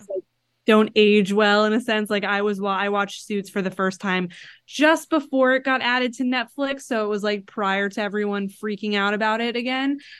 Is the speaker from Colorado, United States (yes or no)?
no; Florida, United States; moved away; I'm originally from Florida and my mom, like, that's where my parents still live